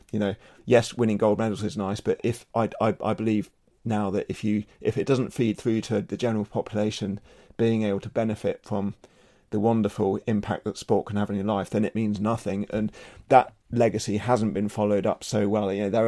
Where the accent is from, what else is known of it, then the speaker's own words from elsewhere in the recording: United Kingdom; And as a British cycling fan, I remember the lean year when I first got into the sport